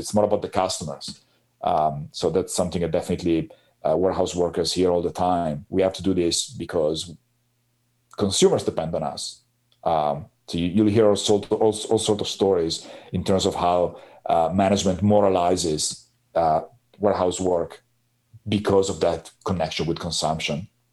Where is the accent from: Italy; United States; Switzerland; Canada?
Italy; Piacenza, Emilia-Romagna; my hometown in Piacenza